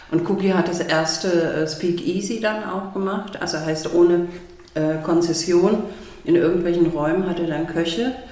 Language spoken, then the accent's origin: German; Baden-Württemberg, Germany; ich komme aus dem Schwabenland, und meine Familie kocht leidenschaftlich gerne